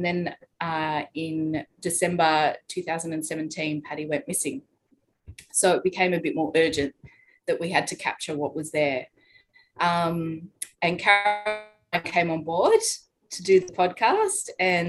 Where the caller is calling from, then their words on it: Darwin, Northern Territory, Australia; I'm in Darwin.